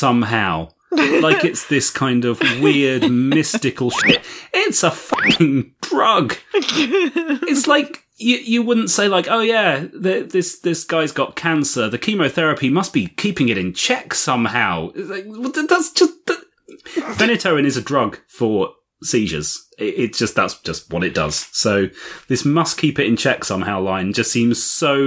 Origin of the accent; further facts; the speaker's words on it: United Kingdom; just speaking as a Brit